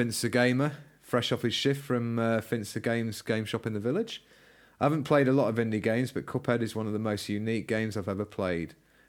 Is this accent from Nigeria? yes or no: no; United Kingdom; we're British.